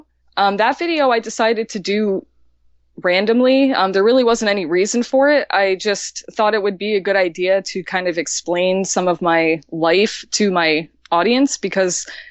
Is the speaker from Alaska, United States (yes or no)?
no; Aroostook County, Maine, United States; I'm from Aroostook County